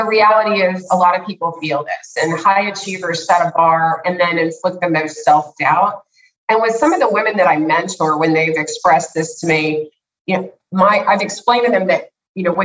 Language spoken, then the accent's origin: English; United States; I grew up in the United States